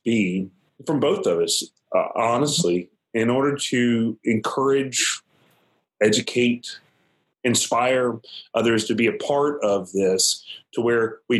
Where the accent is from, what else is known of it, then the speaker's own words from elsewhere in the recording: mountain North Carolina, United States; I'm from Mountain, North Carolina.